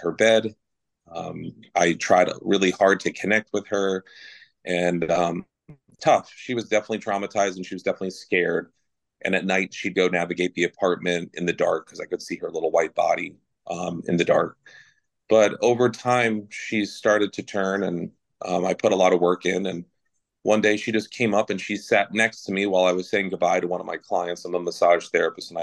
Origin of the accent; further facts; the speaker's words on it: New Jersey, United States; accent: New Jersey; my New Jersey accent comes out